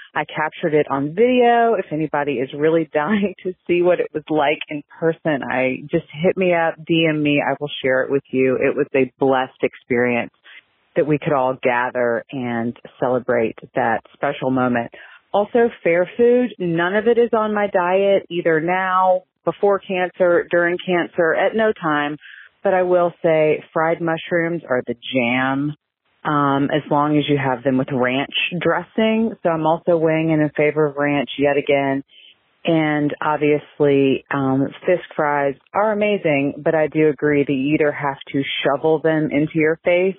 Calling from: Columbia, South Carolina, United States; I'm calling you from Columbia, South Carolina.

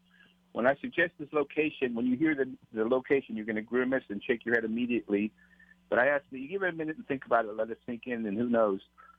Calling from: Honolulu, Hawaii, United States; I'm calling from Honolulu

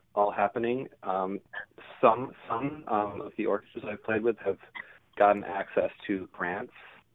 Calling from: Iowa City, Iowa, United States; I'm calling from, actually, Iowa City is where I'm based right now.

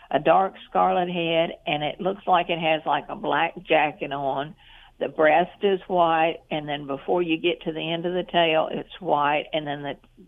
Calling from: Jefferson, United States

